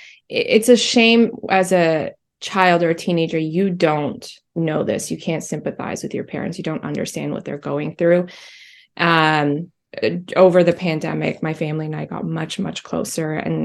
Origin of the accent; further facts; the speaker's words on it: England, United Kingdom; English is a second language; also born or lived in Albania; the period when I was born in Albania, then we moved to England where I had to learn how to be in a completely different society. And I was 6 years old at this time, and my upbringing was just very different. I had to learn English